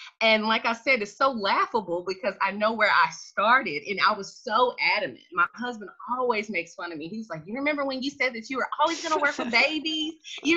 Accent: Tennessee, United States; I'm originally from Tennessee

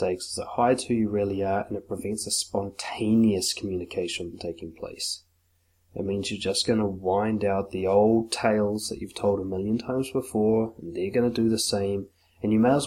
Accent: Auckland, New Zealand; I grew up in West Auckland

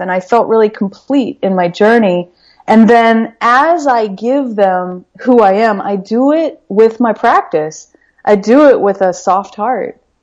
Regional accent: Midwest, United States; We grew up in the Midwest.

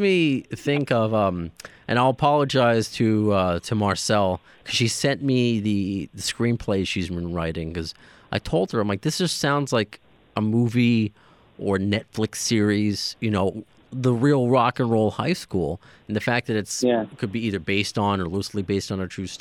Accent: New York, United States; I'm a New Yorker through and through

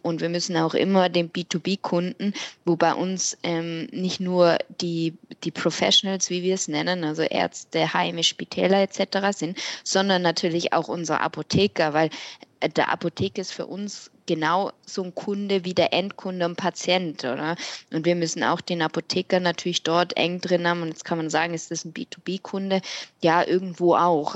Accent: Switzerland; bei uns in der Schweiz

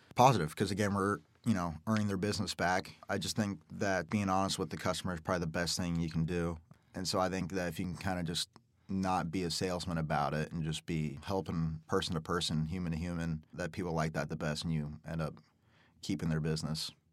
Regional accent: Omaha, Nebraska, United States; born and raised in Omaha, work at Golf Galaxy with Cade here

